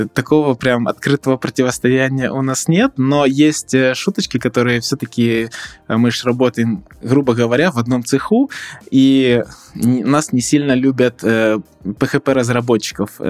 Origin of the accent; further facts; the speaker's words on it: Odesa, Odesa Oblast, Ukraine; Я учился в Одесском политехническом университете, так как родом я из Одессы